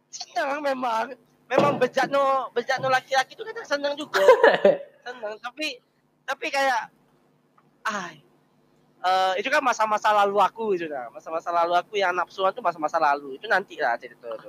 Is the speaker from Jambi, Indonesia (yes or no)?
yes; Jambi, Indonesia; now in Semarang, Indonesia; Aku juga lagi di Semarang, aku kuliah di Semarang gitu. Tapi aku aslinya Jambi